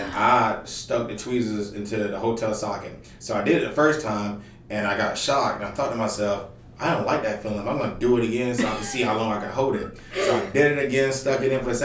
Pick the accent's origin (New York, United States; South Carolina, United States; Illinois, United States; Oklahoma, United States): South Carolina, United States; North Augusta; now in Columbia, United States; I'm from North Augusta, South Carolina, the pageant capital of the world